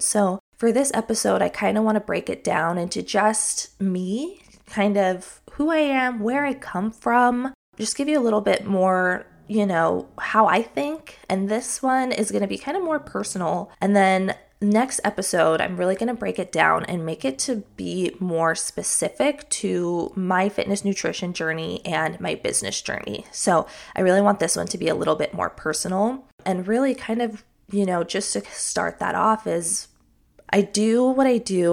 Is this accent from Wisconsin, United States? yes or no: no; Palm Desert, California, United States; moved away; also born or lived in Utah; I actually lived in Palm Desert, California. That's where I spent the majority of my childhood.